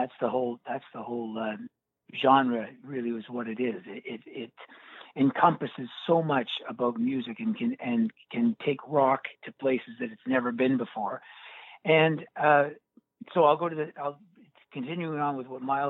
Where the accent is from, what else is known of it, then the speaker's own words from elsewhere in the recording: Scarborough, Ontario, Canada; I grew up in Scarborough, Ontario, Canada.